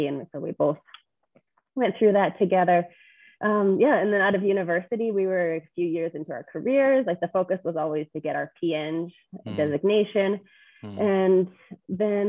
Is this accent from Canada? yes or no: yes; Edmonton, Alberta, Canada; I grew up in Edmonton, very pretty normal life